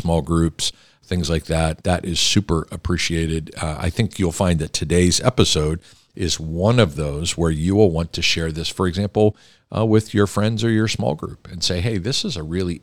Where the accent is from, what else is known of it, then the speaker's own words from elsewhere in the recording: Pittsburgh, Pennsylvania, United States; You come from the same area of the country and the state that I come from